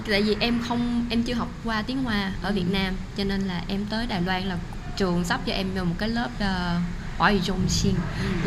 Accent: Vietnam; moved away as an adult; now in Taoyuan, Taiwan; em đến từ Việt Nam

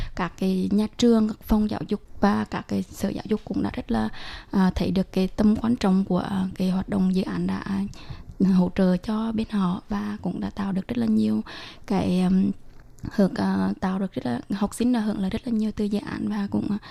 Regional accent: Huế, Thua Thien Hue, Vietnam; mình cũng đến từ Huế, văn phòng Tư San tại Việt Nam

